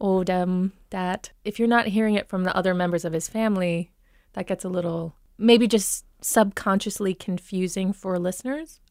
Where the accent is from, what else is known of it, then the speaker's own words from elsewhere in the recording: Minnesota, United States; moved away; When I grew up here, before I moved away